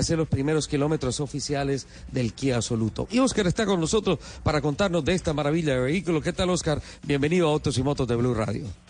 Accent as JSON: {"language": "Spanish", "town": "San Gil", "region": "Santander", "country": "Colombia", "tie": "born or raised there", "moved": "yes", "said": "Esa es mi tierra, es mi cuna"}